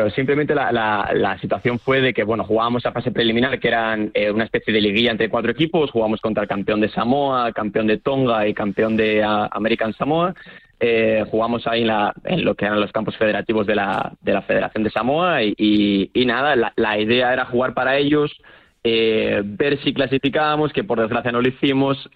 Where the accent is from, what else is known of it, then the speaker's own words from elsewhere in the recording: Spain; now in New Zealand; Yo salí bastante joven de España. Eh, pues bueno, yo jugaba al fútbol en España a nivel, no sé, pues preferente, tercera división.